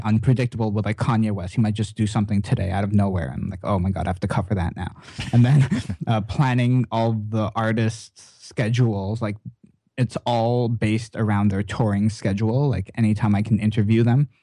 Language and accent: English; Canada; as a Canadian